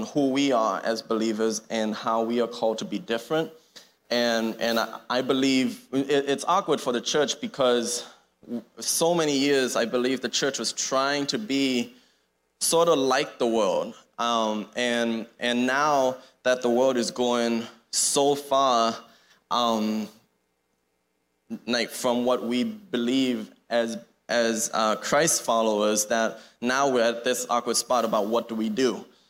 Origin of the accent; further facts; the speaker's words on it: Thailand; So, as Pastor Joe said, we grew up in Thailand. My brother and I, my parents raised us as missionary / pastor's kids in Thailand.